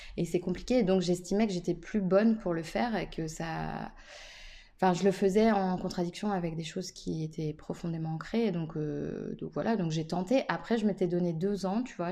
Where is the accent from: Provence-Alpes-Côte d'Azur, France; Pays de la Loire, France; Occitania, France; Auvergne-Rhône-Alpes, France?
Pays de la Loire, France; Nantes; en tant que Nantais